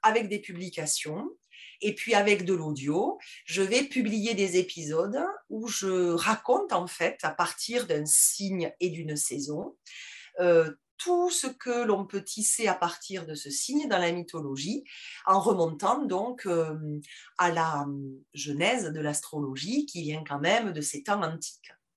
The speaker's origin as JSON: {"language": "French", "town": "Toulouse", "region": "Occitania", "country": "France", "accent": "toulousain", "said": "j'ai un accent qui est très marqué, très toulousain"}